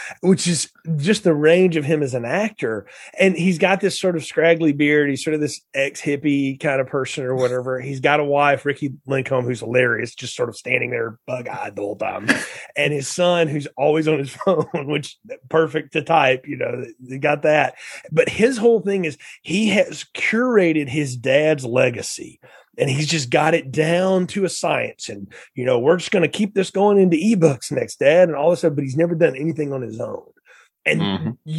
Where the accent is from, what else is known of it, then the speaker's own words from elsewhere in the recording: the South, United States; I grew up in the South